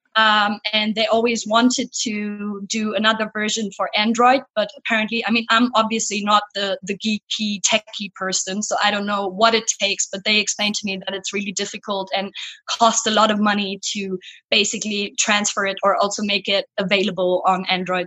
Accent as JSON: {"language": "English", "town": "Cologne", "region": "North Rhine-Westphalia", "country": "Germany", "tie": "born or raised there", "moved": "yes", "lives_now": "Berlin, Germany", "said": "I was born in Cologne"}